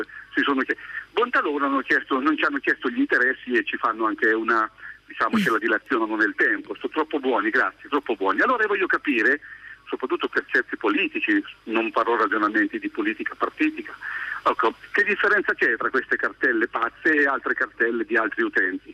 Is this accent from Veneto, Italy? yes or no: no; Milan, Lombardy, Italy; moved away as an adult; Io poi sono milanese